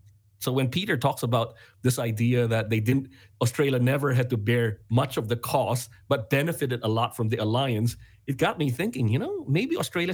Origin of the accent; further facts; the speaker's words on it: Philippines; moved away; growing up in the Philippines